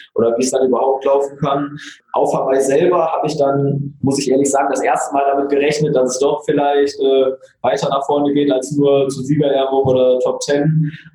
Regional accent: Oberhausen, North Rhine-Westphalia, Germany; bei uns in Oberhausen

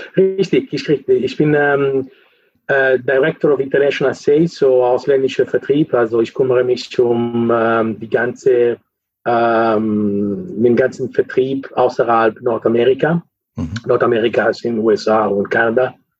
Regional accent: Lake Maggiore, northern Italy, Italy; German is a second language; moved away as an adult; also born or lived in Cologne, Germany; now in Netherlands; ich komme aus Italien, äh, Norditalien, Lago Maggiore, das ist äh, in der Nähe von der Schweiz

